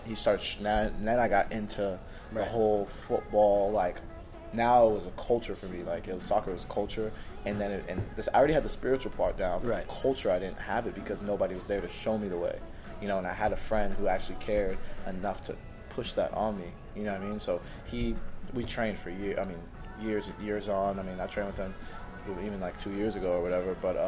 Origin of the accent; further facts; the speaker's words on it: Houston, Texas, United States; now in Denmark; I moved to Houston in second grade. So I was, it was eight-ish.